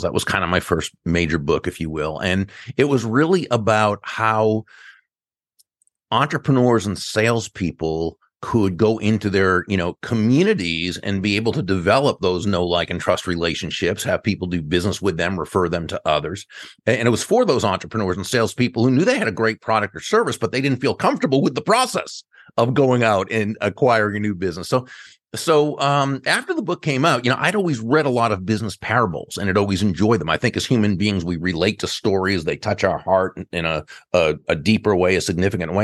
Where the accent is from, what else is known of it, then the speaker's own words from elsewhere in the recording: Massachusetts, United States; now in Palm Beach, United States; I grew up in Massachusetts.